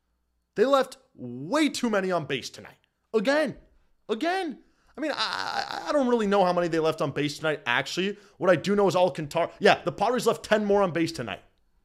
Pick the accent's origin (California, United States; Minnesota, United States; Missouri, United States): California, United States; San Diego; Let's see where we're from. We're from San Diego.